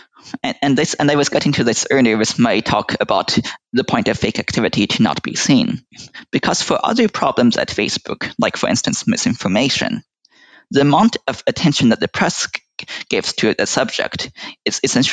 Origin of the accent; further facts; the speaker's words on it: United States; speaking as an American